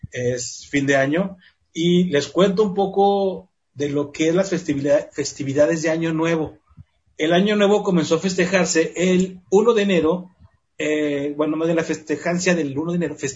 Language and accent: Spanish; Mexico; Somos mexicanos.